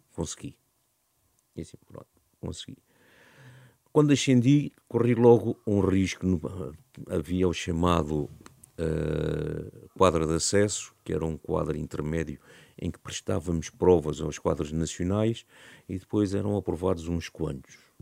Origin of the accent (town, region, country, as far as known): Algés, Lisbon, Portugal; born or raised there